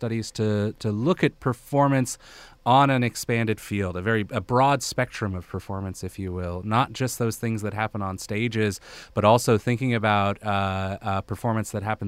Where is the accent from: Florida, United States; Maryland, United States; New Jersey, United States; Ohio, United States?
Maryland, United States; Bethesda; also born or lived in Malawi / Malaysia; Oh, I'm from the Washington, D.C. area. I grew up in Bethesda, Maryland. But I also, I grew up all over.